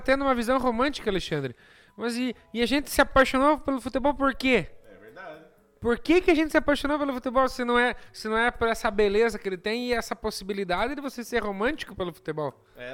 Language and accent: Portuguese; Brazil; eu sou brasileiro